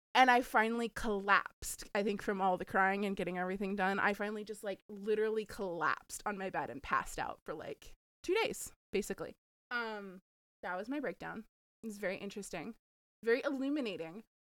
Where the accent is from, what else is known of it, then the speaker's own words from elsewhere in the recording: the South, United States; I'm from the South.